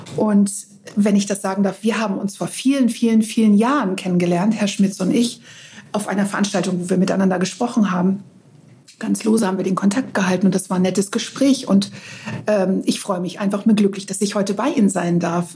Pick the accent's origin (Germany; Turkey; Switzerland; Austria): Germany; Northern Germany; also born or lived in Greece; bei uns in Norddeutschland